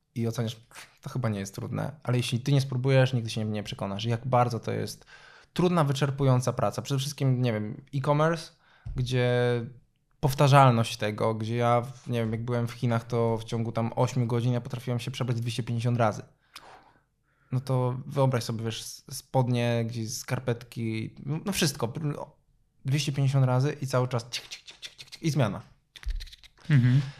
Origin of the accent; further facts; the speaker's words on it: Dębica, Subcarpathian Voivodeship, Poland; ja pochodzę z Dębicy.